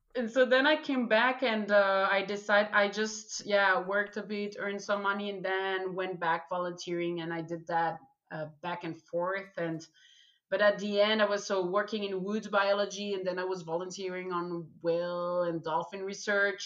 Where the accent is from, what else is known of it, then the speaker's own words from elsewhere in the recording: Belgium; I just didn't want to leave my home country, so Belgium